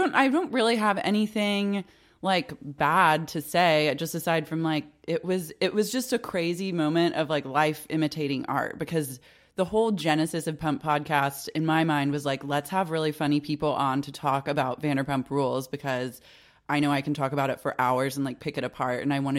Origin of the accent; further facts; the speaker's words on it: Oklahoma City, Oklahoma, United States; moved away as an adult; also born or lived in Chicago; now in Los Angeles, United States; I'm from Oklahoma City.